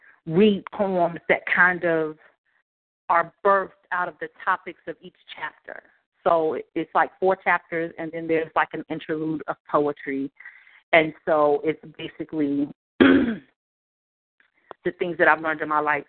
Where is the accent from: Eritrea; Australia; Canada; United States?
United States; the South; Growing up in the South